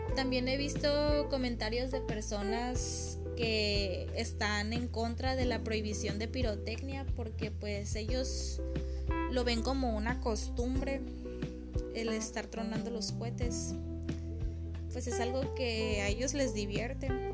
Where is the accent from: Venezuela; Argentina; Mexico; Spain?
Mexico; como buen mexicano